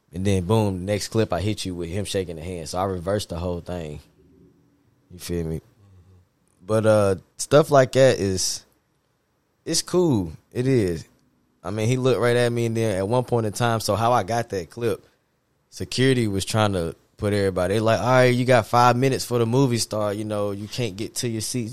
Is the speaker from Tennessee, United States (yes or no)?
yes; Nashville, Tennessee, United States; also born or lived in Hendersonville, Tennessee / Muncie, Indiana; I'm from Nashville, Tennessee, and um, went to MLK and uh, head middle school, and then MLK